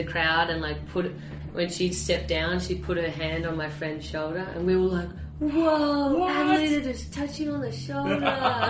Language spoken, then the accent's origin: English; Sydney, New South Wales, Australia; I think growing up in Sydney, well, anywhere, I guess, in Australia especially